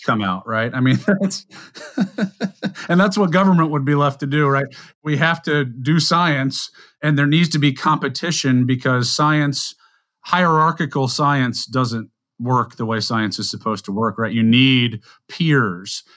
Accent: South Louisiana, United States; I'm a guy from South Louisiana

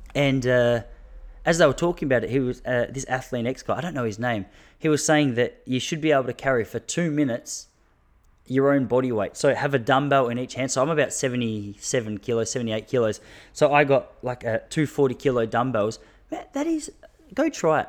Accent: Australia; I am an Australian

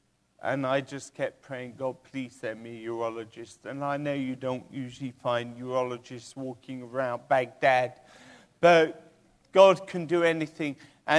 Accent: England, United Kingdom; born there; Well, I was born in England.

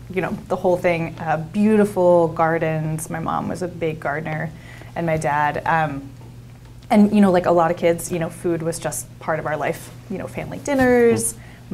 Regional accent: Jersey Shore, New Jersey, United States; now in Oregon, United States; I grew up in South Jersey on the Jersey Shore.

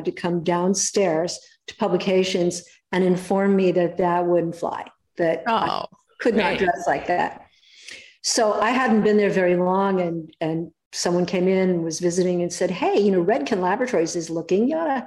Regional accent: Los Angeles, California, United States; I was born in Hollywood

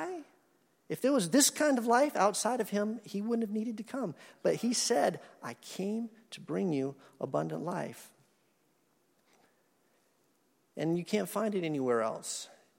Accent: Madison, Wisconsin, United States; I was born in Madison, Wisconsin. My parents were going to graduate school there in 1966

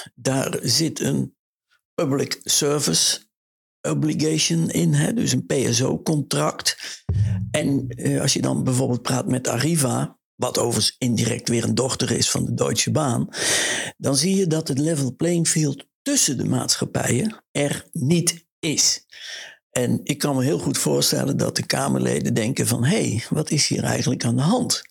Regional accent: Oss, North Brabant, Netherlands; moved away; also born or lived in The Hague / Brussels; mijn geboorteplaats Os

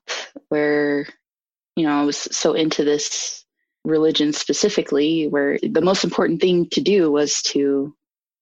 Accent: Logan, Utah, United States; now in Salt Lake City, United States; I grew up in Logan, Utah, really small town

